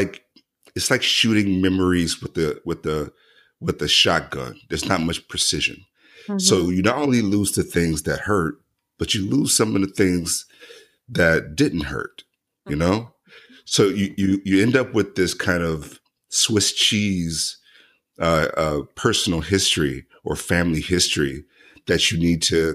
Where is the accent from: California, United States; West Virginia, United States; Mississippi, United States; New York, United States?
Mississippi, United States; central Mississippi near Vicksburg, United States; moved away; I'm originally from Mississippi